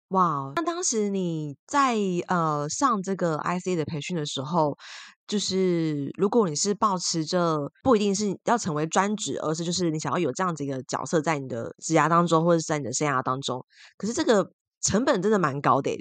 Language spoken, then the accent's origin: Chinese; Taiwan; 像威尼我们都是台湾人嘛